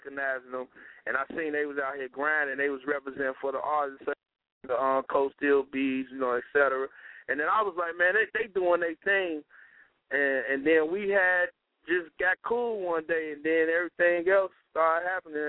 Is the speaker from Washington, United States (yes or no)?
no; Chicago, Illinois, United States; I'm from Chicago, born and raised, Inglewood. 70th and Dame